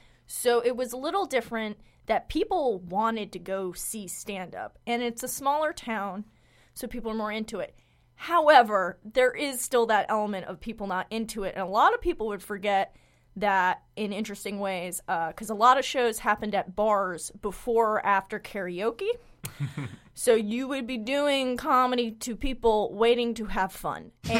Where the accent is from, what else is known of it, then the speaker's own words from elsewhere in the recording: Port Washington, New York, United States; I grew up in Port Washington